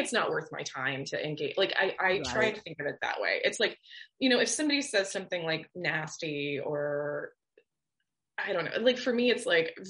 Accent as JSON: {"language": "English", "town": "Orlando", "region": "Florida", "country": "United States", "lives_now": "Miami, United States", "said": "I'm from Orlando"}